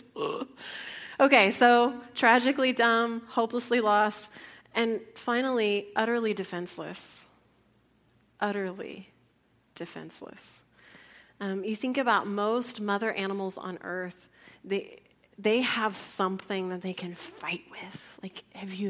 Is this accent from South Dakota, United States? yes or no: no; San Antonio, Texas, United States; also born or lived in San Angelo, Texas; a city girl growing up in San Antonio